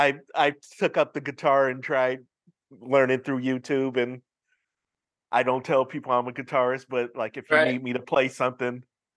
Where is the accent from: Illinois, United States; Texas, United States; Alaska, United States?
Illinois, United States; Chicago; moved away; also born or lived in St. Louis / Los Angeles; I grew up in Chicago